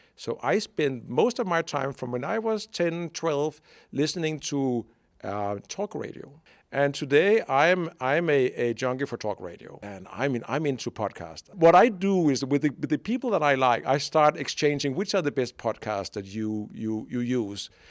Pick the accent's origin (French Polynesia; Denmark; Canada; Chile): Denmark; moved away as an adult; also born or lived in Brazil / Hungary / United Kingdom; I'm born in Denmark